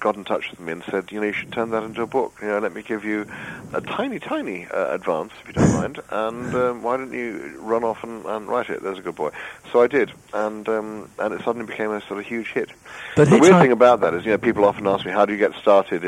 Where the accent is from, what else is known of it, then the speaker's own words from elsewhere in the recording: Cambridge, East of England, United Kingdom; I was born in Cambridge in 1952